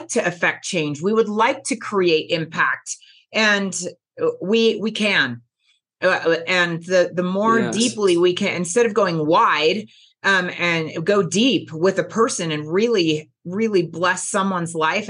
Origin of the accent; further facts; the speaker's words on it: California Bay Area, United States; The California Bay Area